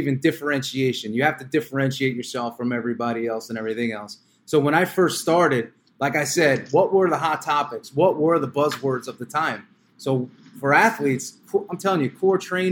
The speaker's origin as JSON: {"language": "English", "region": "New York", "country": "United States", "said": "I was from New York"}